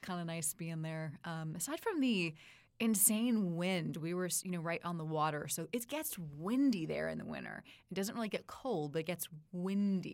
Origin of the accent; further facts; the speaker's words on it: Palo Alto, California, United States; grew up in Palo Alto, Silicon Valley.